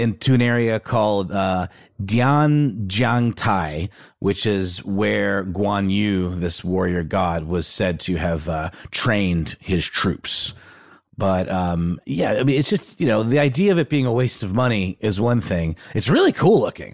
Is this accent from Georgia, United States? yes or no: yes; Augusta, Georgia, United States; my hometown of Augusta